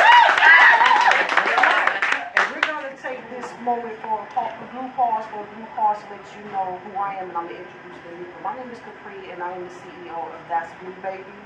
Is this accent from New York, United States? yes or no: no; Atlanta, Georgia, United States; now in Newport News, United States; I'm from Atlanta, Georgia myself